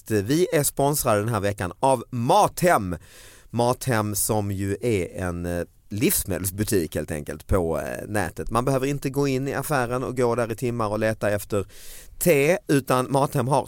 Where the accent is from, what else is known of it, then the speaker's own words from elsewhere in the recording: Falkenberg, Halland County, Sweden; also born or lived in Halmstad; jag är ursprungligen från Falkenberg men jag mm, Halmstad.